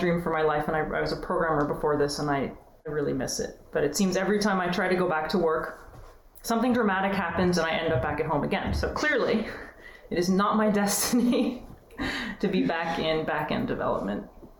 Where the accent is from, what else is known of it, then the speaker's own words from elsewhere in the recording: Massachusetts, United States; moved away as an adult; also born or lived in Australia / Switzerland; now in California, United States; I'm from Massachusetts, actually